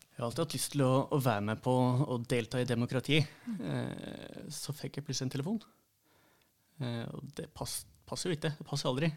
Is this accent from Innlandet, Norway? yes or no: yes; Trysil, Innlandet, Norway; also born or lived in Oslo; Kommer fra Sør-Trysil, mm. ja. Eh, jeg er oppvokst i Jeg ble født i Oslo. Mm. Så bodde de ni første åra mine der.